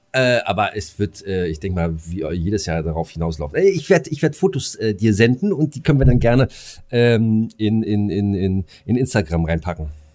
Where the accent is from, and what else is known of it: Bad Freienwalde, Brandenburg, Germany